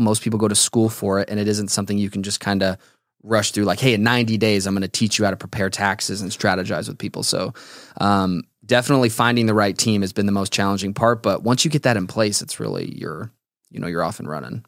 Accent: Las Vegas, Nevada, United States; born and raised in Las Vegas.

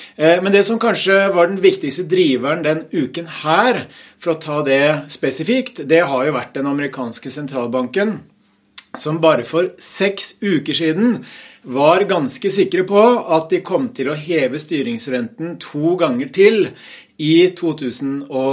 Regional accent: Hamar, Innlandet, Norway; på fagspråket hjemme på Hamar

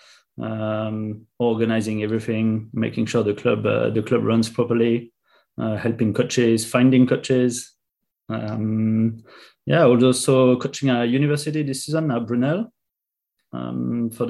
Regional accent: France; English is a second language; moved away as an adult; now in London, United Kingdom; I'm from France originally, as you can probably hear

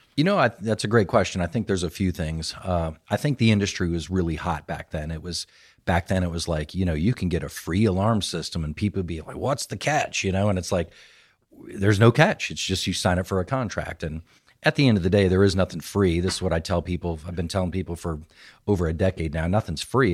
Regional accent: Phoenix, Arizona, United States; also born or lived in California; now in Triangle area, North Carolina, United States; I claimed Phoenix, Arizona

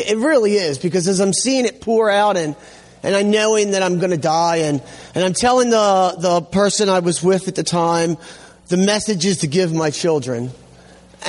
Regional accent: Hamden, Connecticut, United States; I grew up here in Hamden

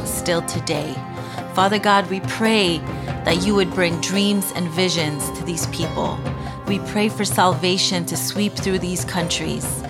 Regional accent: Iran; I am from Iran

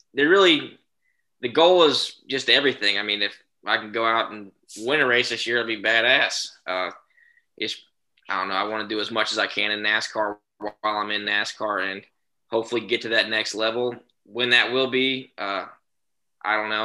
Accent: Texas, United States; moved away as an adult; now in Mooresville, North Carolina, United States; Growing up in Texas

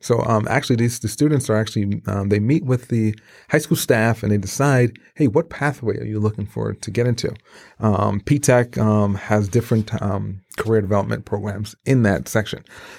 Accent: Brooklyn, New York, United States; My parents moved to Brooklyn, New York. Mm-hmm. I grew up in Brooklyn, great adventure, great time, and saw how the city life was, yes.

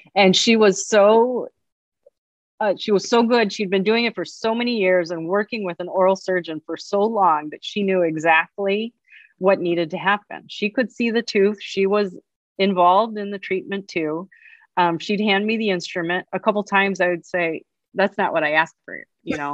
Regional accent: Chicago, Illinois, United States; also born or lived in Ann Arbor, Michigan; right here in my hometown

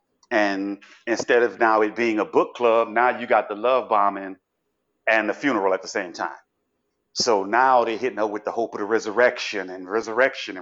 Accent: New Orleans, Louisiana, United States; now in Miami Beach, United States; I'm from New Orleans.

